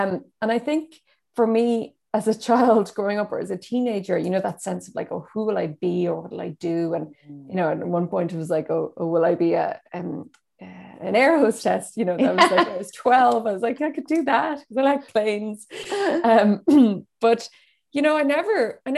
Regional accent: Donegal, Ulster, Ireland; I grew up in Donegal, where there were no theatres

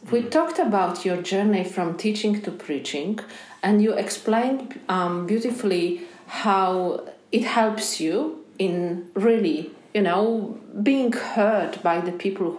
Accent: Poland; now in Australia

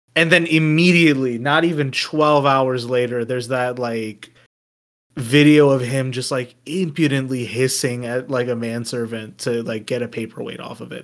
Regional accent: United States; me as an American

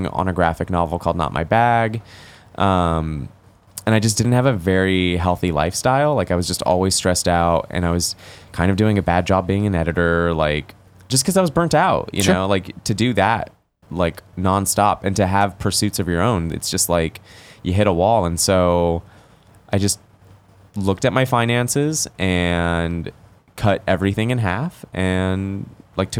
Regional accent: Los Angeles, California, United States; also born or lived in Oakland; growing up in Los Angeles

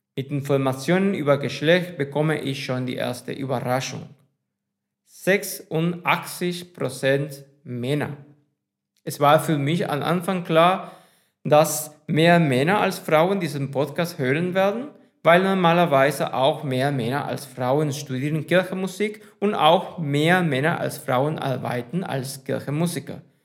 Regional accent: Spain; first language Spanish; German is a second language; ich auf Spanien komme und Spanisch meine Muttersprache ist.

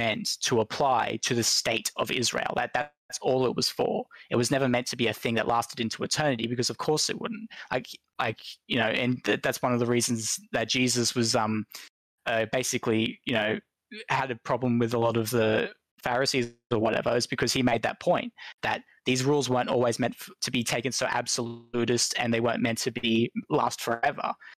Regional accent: Australia; I'm an Aussie

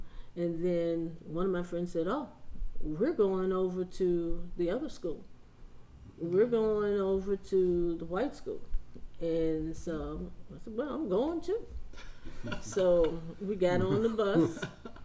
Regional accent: West Virginia, United States; I grew up in West Virginia in small town

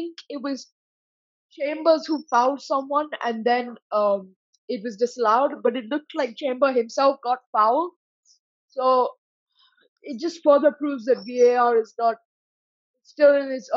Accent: London, United Kingdom; moved away; I was born in London, North London, maybe just a few miles off the Highbury

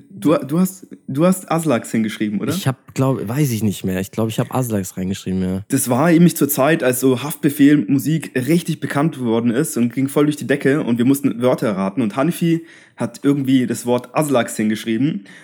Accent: Bavaria, Germany; So, bei uns in Bayern ist es so, du hast ja, äh, musst eine Seminararbeit schreiben.

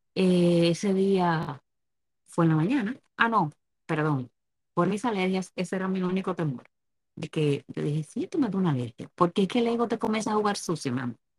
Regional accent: Dominican Republic; now in United States; yo soy dominicana

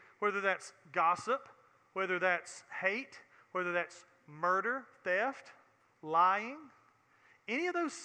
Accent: Alabama, United States; Alabama, the state that I have planted my life in since I was born and raised here, Mobile, that my new home

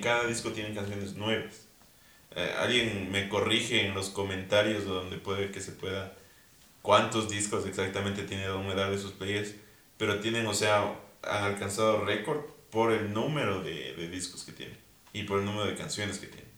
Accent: Quito, Pichincha, Ecuador; así somos los quiteños

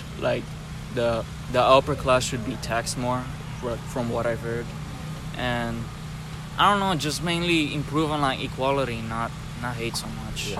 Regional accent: Cypress, Texas, United States; Cypress, 1 hour from here.

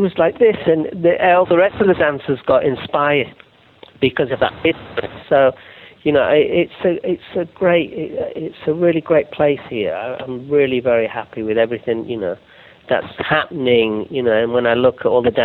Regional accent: Yorkshire and the Humber, United Kingdom; I'm from Yorkshire

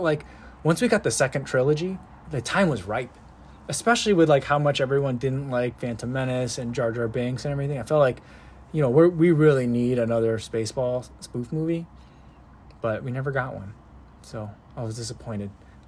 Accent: New Jersey, United States; moved away; growing up in New Jersey. And I lived in New Jersey when I saw that movie.

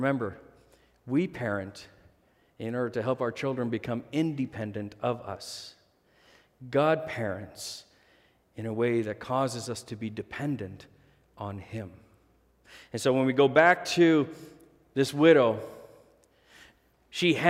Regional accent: Manitoba, Canada; we grew up in Manitoba housing, low-income housing. When we first moved to Canada, we were on social assistance for the first while

